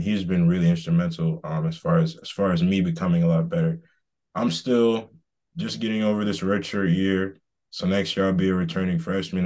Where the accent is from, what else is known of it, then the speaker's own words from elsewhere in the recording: Boston, Massachusetts, United States; moved away as an adult; also born or lived in Georgia; I'm from Boston, um, originally